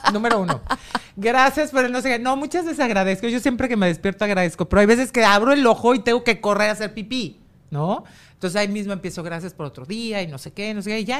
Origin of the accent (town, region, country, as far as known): Mexico